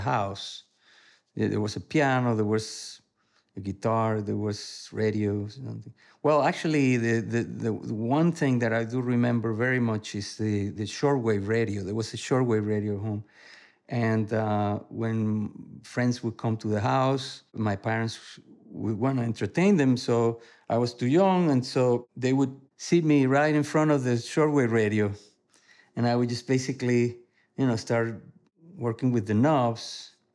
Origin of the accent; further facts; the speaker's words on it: Venezuela; moved away; I was born in Venezuela